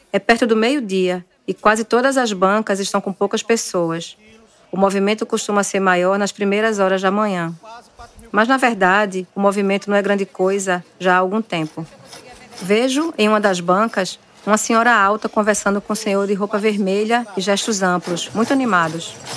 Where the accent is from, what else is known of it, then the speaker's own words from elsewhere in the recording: Recife, Pernambuco, Brazil; de dentro de uma casa em um morro recifense